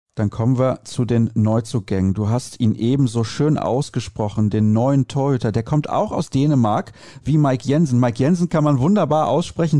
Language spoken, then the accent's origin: German; Solingen, North Rhine-Westphalia, Germany; ich komme natürlich auch aus Solingen, ist mein Heimatverein